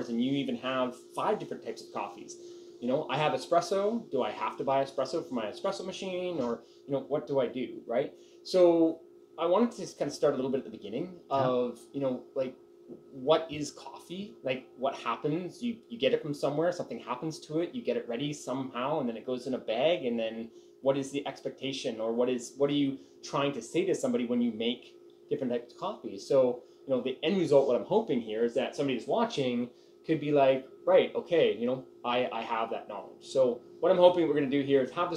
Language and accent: English; Victoria, British Columbia, Canada; I'm in my hometown of Victoria, BC